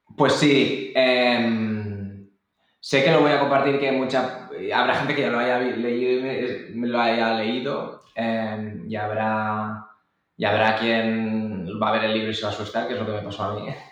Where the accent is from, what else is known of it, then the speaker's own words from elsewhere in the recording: Barcelona, Catalonia, Spain; yo soy de Barcelona